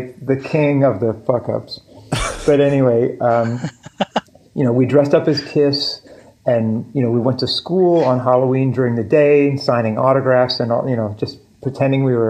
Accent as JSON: {"language": "English", "town": "Halifax", "region": "Nova Scotia", "country": "Canada", "tie": "born or raised there", "also_born_or_lived": "Prince Edward Island / Virginia / Scarborough, Toronto", "said": "at the end of grade four, my dad gets a job in Halifax and we moved to Halifax"}